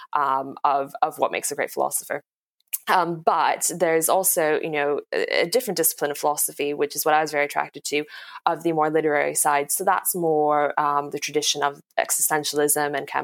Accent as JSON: {"language": "English", "country": "United States", "moved": "yes", "lives_now": "London, United Kingdom", "said": "I'm from America"}